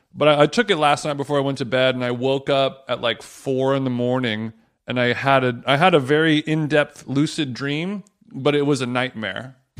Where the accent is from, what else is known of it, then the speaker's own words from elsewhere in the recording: United States; I'm American